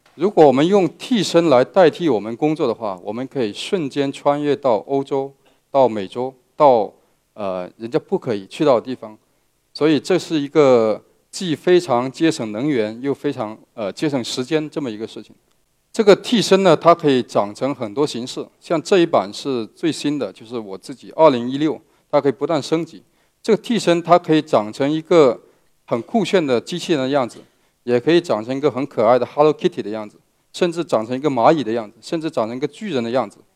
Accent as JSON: {"language": "Chinese", "town": "Meizhou", "region": "Guangdong", "country": "China", "said": "我来自广东的梅州，呃，是一个客家人"}